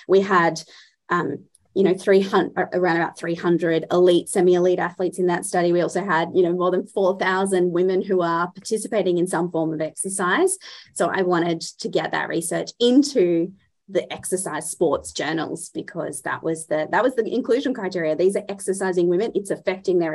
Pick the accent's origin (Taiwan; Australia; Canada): Australia; being Australian and so far away from everybody